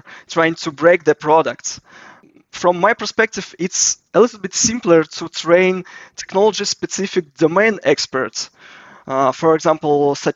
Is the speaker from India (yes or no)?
no; Russia; I'm from Russia.